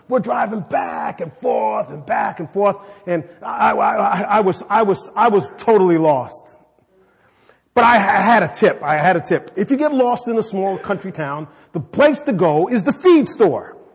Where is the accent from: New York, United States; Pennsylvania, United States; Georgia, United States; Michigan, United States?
New York, United States; New York City; also born or lived in Chicago; I mean, I am from New York City. I was born in New York City and lived in Chicago.